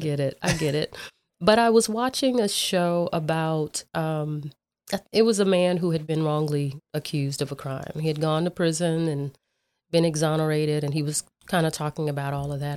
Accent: Dallas, Texas, United States; I grew up in South Oak Cliff

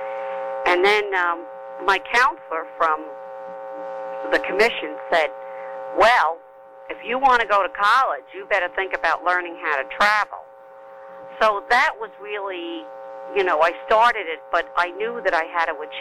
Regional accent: New York City, New York, United States; also born or lived in Manhattan; when I was about 16 and 17, then I moved to Manhattan from the Bronx

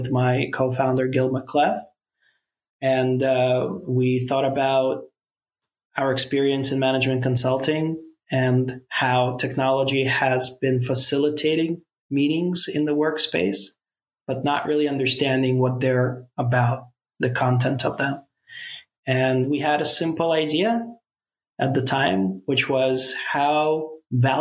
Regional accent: New York, United States; I'm from New York originally

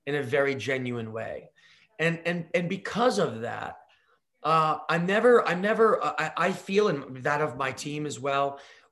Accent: United States; I'm an American spirits entrepreneur

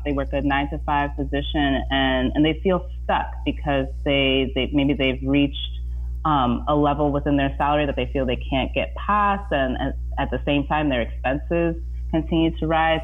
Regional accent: Indiana, United States; now in San Francisco Bay Area, United States; growing up in Indiana

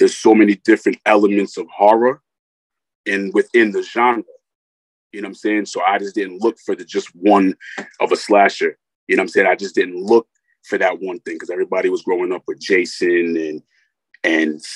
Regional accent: Rockland County, New York, United States; I'm from Rockland County, New York.

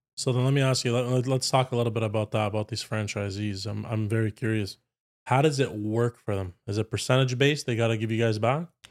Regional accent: Ottawa, Ontario, Canada; I grew up with a Paki family here

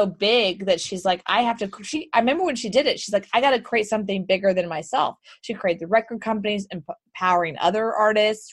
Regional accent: Houston, Texas, United States; moved away; Houston, Texas.

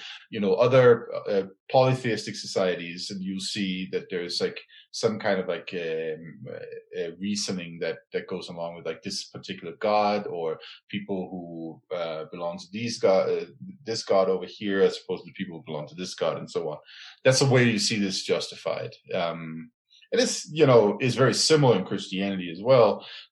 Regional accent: Aarhus, Central Denmark Region, Denmark; my hometown, Aarhus

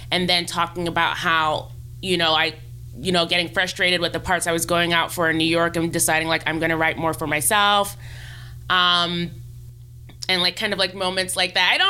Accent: Nigeria; not even considering it as a viable career option growing up because being Nigerian, like, you know, it's like doctor, lawyer, engineer.

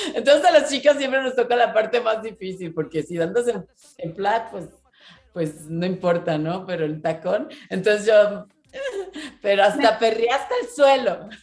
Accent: Monterrey, Nuevo León, Mexico; yo soy de Monterrey

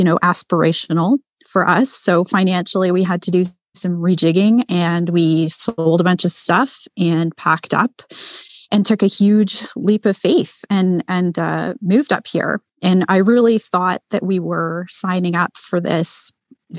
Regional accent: Toronto, Ontario, Canada; moved away as an adult; now in Muskoka, Canada; I'm born and raised in Toronto, which is Canada's largest city.

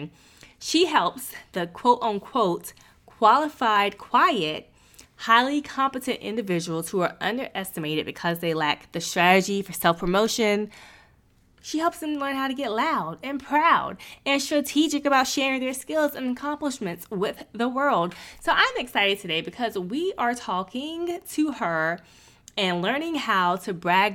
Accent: North Carolina, United States; now in Ohio, United States; I am from North Carolina

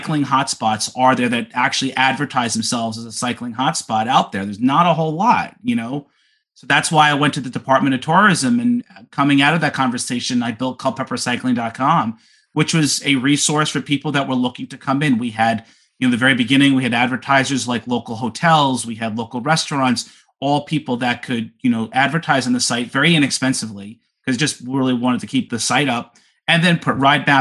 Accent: Long Island, New York, United States; I grew up in New York on Long Island.

